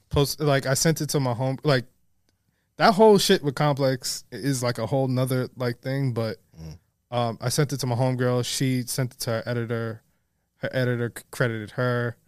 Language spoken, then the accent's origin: English; New York City, New York, United States; I was born and raised in the Bronx